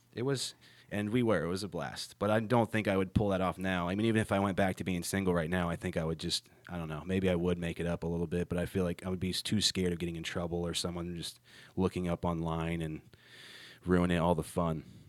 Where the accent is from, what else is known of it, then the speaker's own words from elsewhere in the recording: Ohio, United States; now in Charlotte, United States; my hometown, which is in Ohio